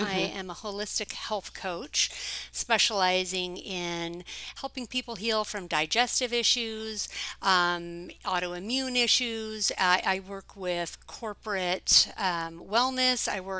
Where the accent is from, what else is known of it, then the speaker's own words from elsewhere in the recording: Coeur d'Alene, Idaho, United States; moved away as an adult; I grew up in Coeur d'Alene Summer Theatre because my father … was the mm-hmm. founder of the Coeur d'Alene Summer Theatre starting in 1967. And I moved away from Coeur d'Alene when I was 19.